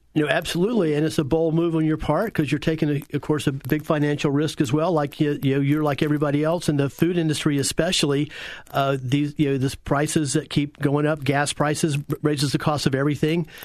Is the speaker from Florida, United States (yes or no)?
yes; Central Florida, United States; our Central Florida area and certainly Apopka was uh, very rural and agrarian back in those days